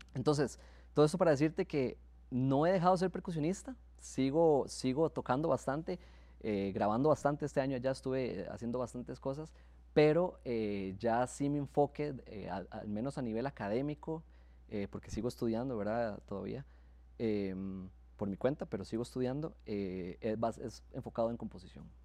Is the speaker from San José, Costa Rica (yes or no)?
no; Santo Domingo, Heredia, Costa Rica; Yo soy de Santo Domingo